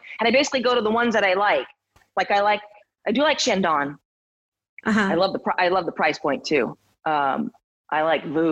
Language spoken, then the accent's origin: English; Philippines; I'm Filipino.